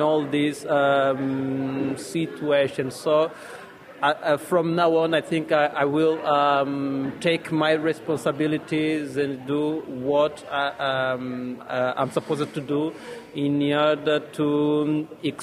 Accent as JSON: {"language": "English", "country": "Angola", "said": "I am a journalist from Angola, a country in southern Africa"}